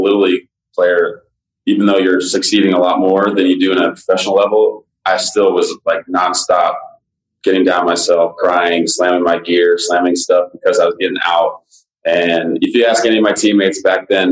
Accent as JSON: {"language": "English", "town": "Las Vegas", "region": "Nevada", "country": "United States", "tie": "born or raised there", "said": "Growing up in the Vegas area"}